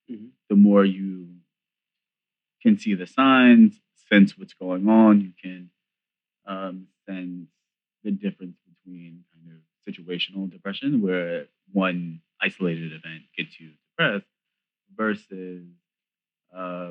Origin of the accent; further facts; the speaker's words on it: New York, United States; I'm from New York.